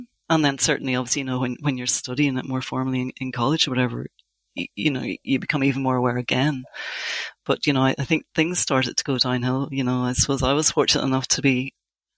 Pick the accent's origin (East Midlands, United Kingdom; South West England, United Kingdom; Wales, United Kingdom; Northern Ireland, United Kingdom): Northern Ireland, United Kingdom; I grew up in Northern Ireland in the 80s.